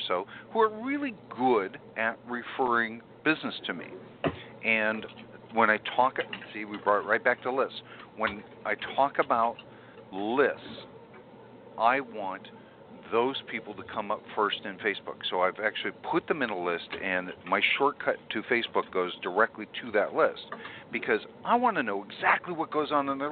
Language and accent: English; California, United States; I'm a Californian all the way